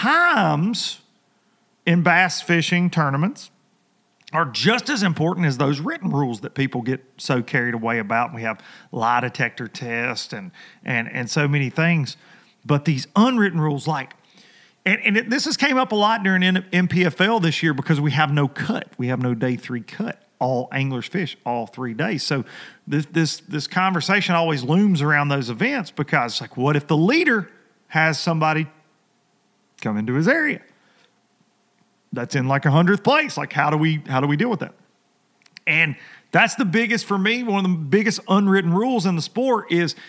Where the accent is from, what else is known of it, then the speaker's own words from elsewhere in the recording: United States; when I was a kid growing up on the Tennessee River